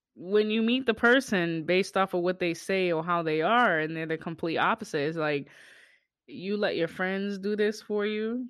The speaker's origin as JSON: {"language": "English", "town": "Boston", "region": "Massachusetts", "country": "United States", "tie": "born or raised there", "said": "my hometown, Bean Town"}